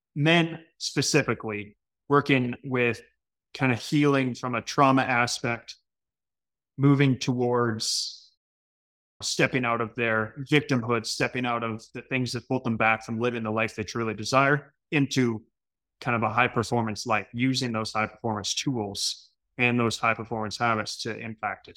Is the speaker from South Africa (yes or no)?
no; Canada; being Canadian